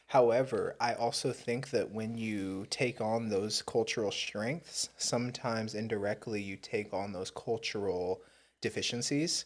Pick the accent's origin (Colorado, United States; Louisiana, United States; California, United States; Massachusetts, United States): California, United States; Southern; growing up in Southern California as an urban Indian